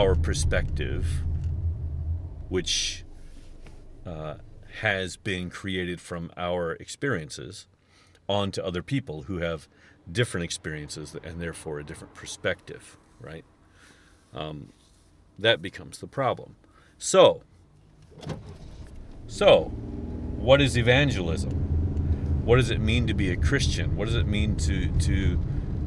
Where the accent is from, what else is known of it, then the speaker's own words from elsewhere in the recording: United States; It's kind of part of being American